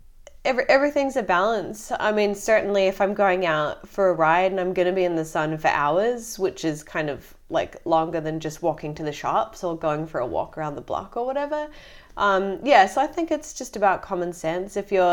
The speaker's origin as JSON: {"language": "English", "region": "Florida", "country": "United States", "tie": "born or raised there", "also_born_or_lived": "Connecticut", "said": "So my sister and I, we were born in Connecticut and then we moved down to Florida."}